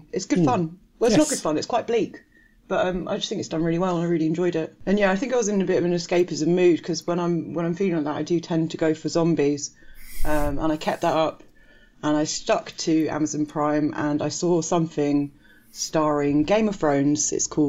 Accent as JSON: {"language": "English", "town": "Surbiton", "region": "London", "country": "United Kingdom", "tie": "born or raised there", "said": "I was an 8-year old from Surbiton."}